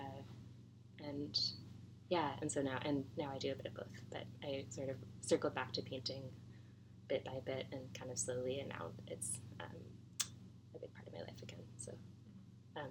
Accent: Halifax, Nova Scotia, Canada; moved away as an adult; I'm from Halifax and went to school there

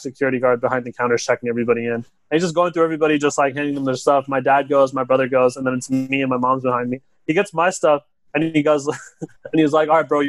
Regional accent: California, United States; I'm from California

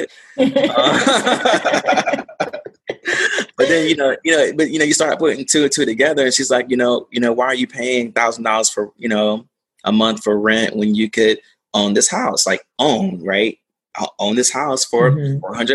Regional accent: Durham, North Carolina, United States; also born or lived in Greensboro, North Carolina; I grew up in North Carolina, you know, originally from Durham, small, medium-sized town

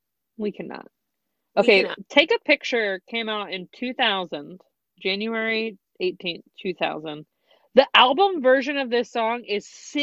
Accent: the South, United States; moved away; we grew up in the South, so we didn't have a lot of like snow days, but we would have ice days.

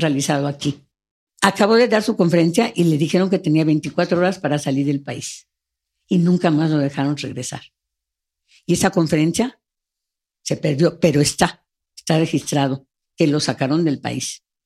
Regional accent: Mexico; estamos muy cerca de los Estados Unidos, estamos muy alejados de Sudamérica

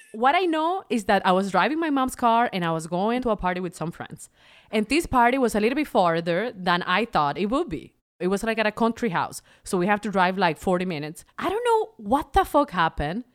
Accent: Venezuela; moved away; I'm from Venezuela.

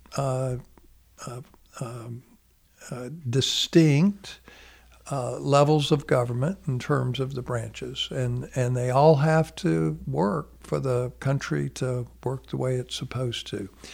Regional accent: United States; being an American

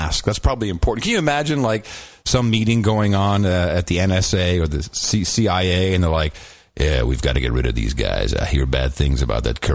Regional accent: Amsterdam, North Holland, Netherlands; moved away; I grew up in Amsterdam.

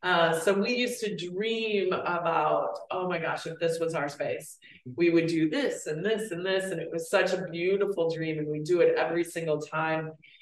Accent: Sioux Falls, South Dakota, United States; moved away as an adult; now in Minneapolis, United States; I come from Sioux Falls, South Dakota. I grew up in the Midwest. I moved to Minneapolis 17 years ago

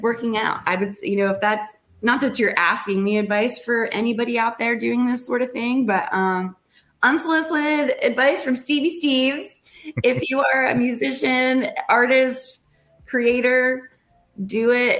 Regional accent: Blairsville, Pennsylvania, United States; now in Nashville, United States; my hometown. In Blairsville. So right. In Blairsville, Pennsylvania

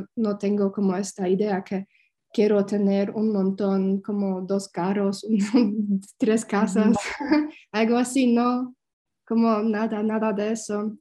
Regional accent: Poland; Spanish is a second language; moved away as an adult; also born or lived in Germany; regresar a, Polonia para estar cerca de mi familia

